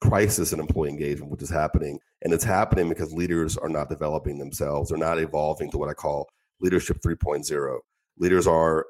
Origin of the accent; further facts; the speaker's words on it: Pittsburgh, Pennsylvania, United States; moved away as an adult; also born or lived in Middle East / Asia / Latin America; I'm American, born in Pittsburgh